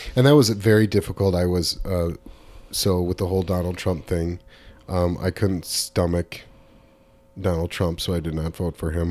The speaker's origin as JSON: {"language": "English", "region": "Southern California", "country": "United States", "tie": "born or raised there", "said": "growing up in Southern California in, in the nineteen eighties."}